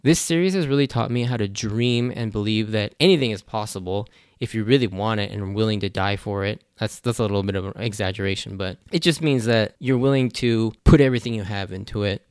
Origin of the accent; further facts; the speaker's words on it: United States; I'm Japanese American. I was born and raised in the U S